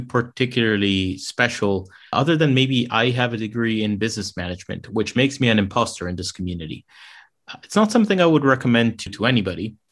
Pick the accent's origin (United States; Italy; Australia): Italy; Rome, Lazio; moved away as an adult; also born or lived in London; I grew up in Rome, Italy